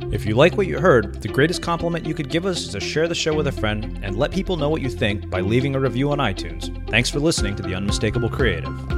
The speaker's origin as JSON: {"language": "English", "country": "United States", "tie": "born or raised there", "said": "grown up as an Indian American"}